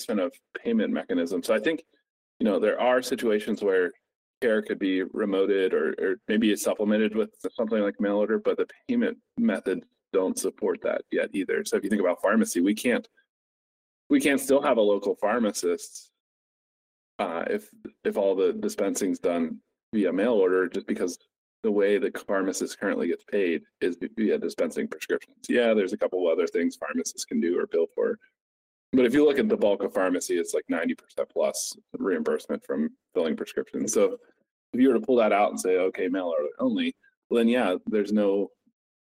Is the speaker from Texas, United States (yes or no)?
no; Somerset, Pennsylvania, United States; moved away as an adult; now in Pittsburgh, United States; my hometown, Somerset, PA